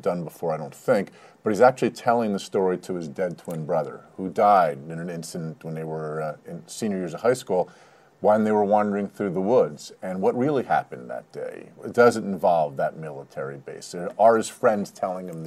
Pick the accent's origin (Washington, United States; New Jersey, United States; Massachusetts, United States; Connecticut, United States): New Jersey, United States; Livingston; I grew up in Livingston, New Jersey